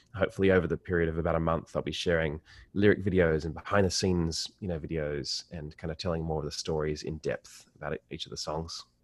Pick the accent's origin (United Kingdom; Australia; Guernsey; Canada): Australia; Sydney, New South Wales; as an Australian